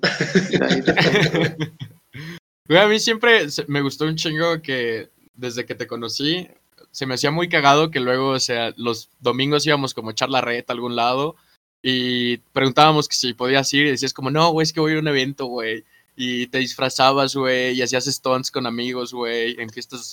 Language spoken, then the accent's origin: Spanish; Tlalnepantla de Baz, State of Mexico, Mexico; moved away; also born or lived in Xalapa, Veracruz; Soy de, de Tlanepantla